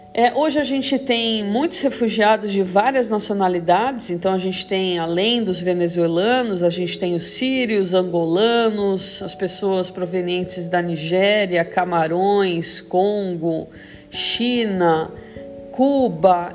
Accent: Brazil

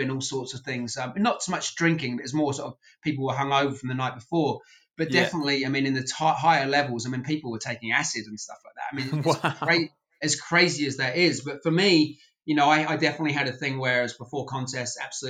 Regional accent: England, United Kingdom; now in United States; I was from England

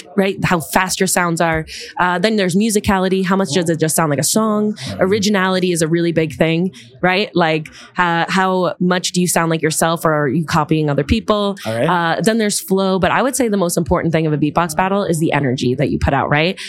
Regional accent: Long Island, New York, United States; moved away as an adult; now in Manhattan, United States; I'm from Long Island originally. And then I've lived all over the city. Now I'm in Manhattan.

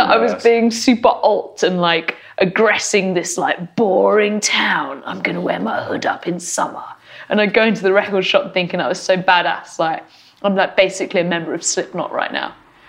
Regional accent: Camberley, South East England, United Kingdom; moved away; for me growing up in Camberley was there was a rock club there called the Agincourt

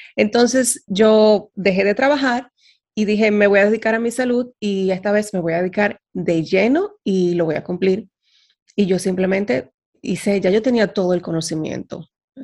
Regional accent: Dominican Republic; moved away as an adult; now in Netherlands; Yo soy dominicana, eh, y resido actualmente en Holanda, con muchos años viviendo fuera de República Dominicana

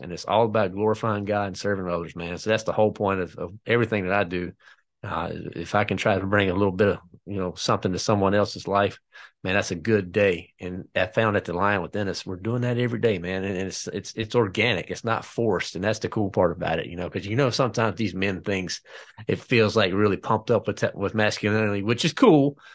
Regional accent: North Carolina, United States; I am from North Carolina

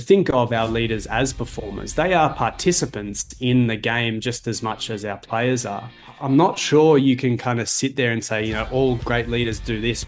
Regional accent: Melbourne, Victoria, Australia; now in Toronto, Canada; I'm in Toronto, Ontario. I'm from Melbourne, Australia.

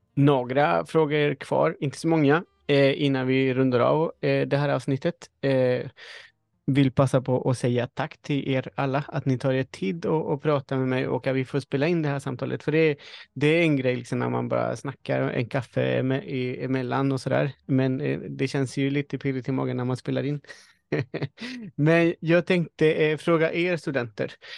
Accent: Chile; now in Sweden; jag föddes i Chile, men jag är en svensk hantverkare.

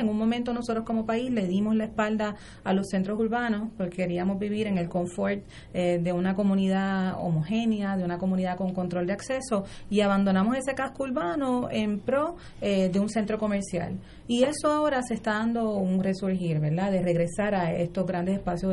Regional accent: Puerto Rico; Senia y yo somos residentes de Río Piedras

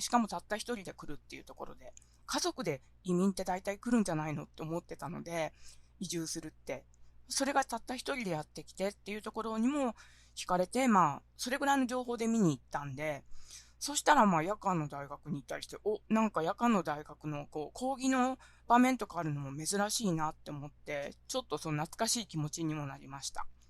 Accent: Kitakyushu, Fukuoka, Japan; moved away as an adult; also born or lived in Sendai; now in Kyoto, Japan; 私はですね、福岡県は北九州市で生まれ育って、えー、っと、19歳の時に、あのー、ですね、京都にやってきました。

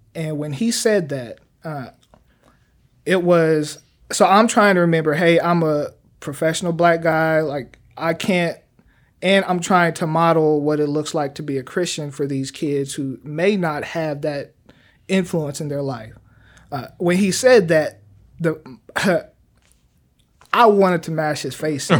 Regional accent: Wichita, Kansas, United States; moved away as an adult; now in Oklahoma City, United States; I've been born and raised in Wichita, Kansas

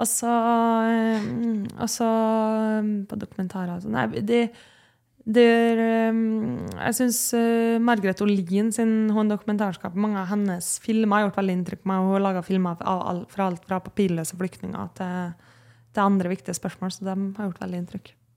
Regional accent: Kristiansund, Møre og Romsdal, Norway; now in Oslo, Norway; er jeg jo fra Kristiansund

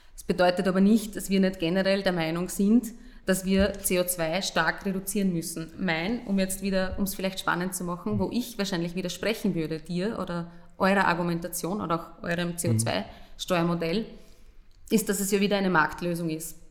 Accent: Burgenland, Austria; ich komme aus dem Burgenland

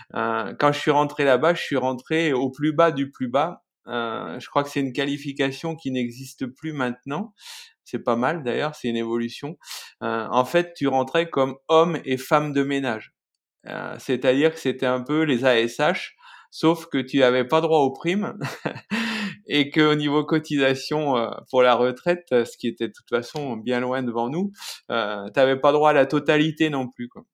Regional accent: Creuse, Nouvelle-Aquitaine, France; moved away; also born or lived in Lozère; je suis né dans la Creuse, en plein centre de la France

